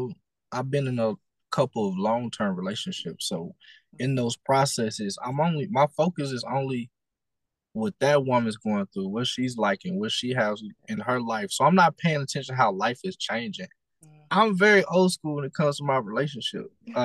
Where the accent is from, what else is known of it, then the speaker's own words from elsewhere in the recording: Lake Charles, Louisiana, United States; now in Austin, United States; me, my family, we all reside from Lake Charles, Louisiana.